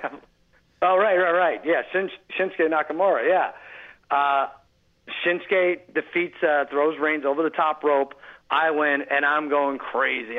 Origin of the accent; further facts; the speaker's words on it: Long Island, New York, United States; I grew up in Long Island